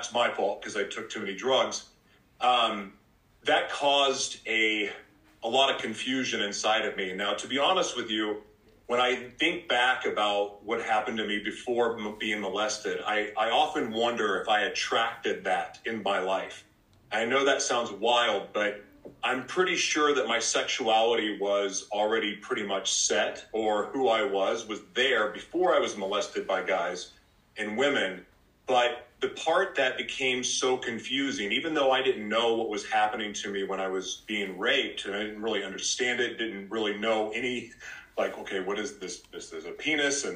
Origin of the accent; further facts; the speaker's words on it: Oklahoma, United States; now in Los Angeles, United States; I was born in Oklahoma